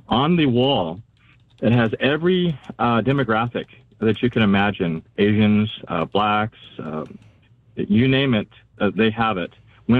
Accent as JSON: {"language": "English", "region": "California", "country": "United States", "lives_now": "Idaho, United States", "said": "Orange County, California."}